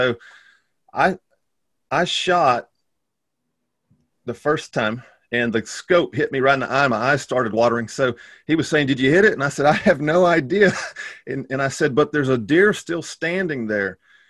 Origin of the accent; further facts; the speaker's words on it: Texas, United States; moved away as an adult; also born or lived in Taiwan / Bratislava, Slovakia / Houston, Texas; So I grew up in Texas. I'm a country boy. Grew up hunting and fishing and romping around the woods like a wild man.